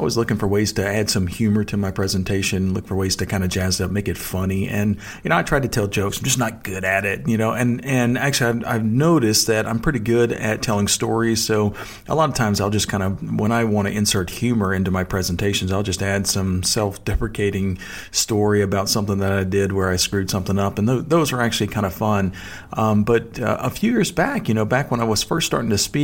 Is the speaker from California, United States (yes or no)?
no; Texas, United States; accent: Texas drawl; folks find out I'm from Texas and they kind of hear my Texas drawl